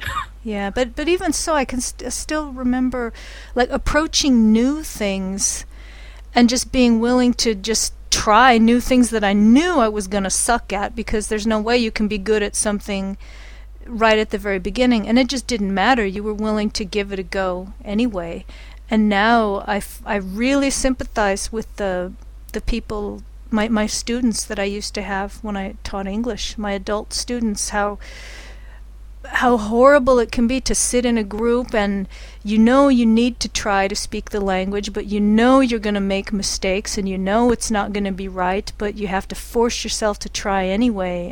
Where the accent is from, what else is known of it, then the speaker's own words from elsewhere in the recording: United States; speaking as an American